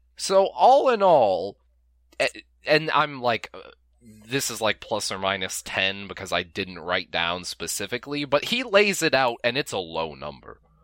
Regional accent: United States; We're American.

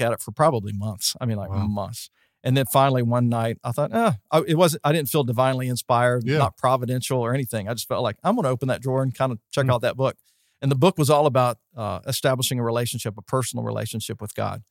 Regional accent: West Virginia, United States; moved away as an adult; also born or lived in Florida; I was from West Virginia

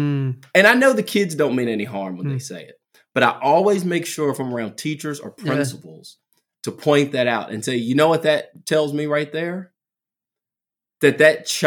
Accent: Southwest Virginia, United States; accent: country; I'm very country. You know, I'm from Southwest Virginia.

